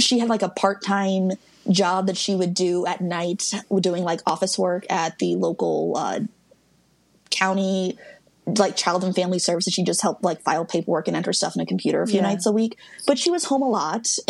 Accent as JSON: {"language": "English", "region": "Midwest", "country": "United States", "said": "I'm from the Midwest"}